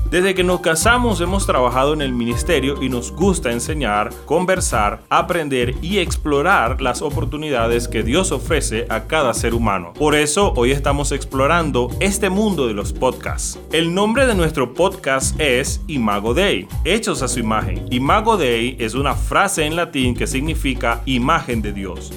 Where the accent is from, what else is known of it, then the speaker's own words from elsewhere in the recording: Venezuela; moved away; also born or lived in Puerto Rico; Somos venezolanos, misioneros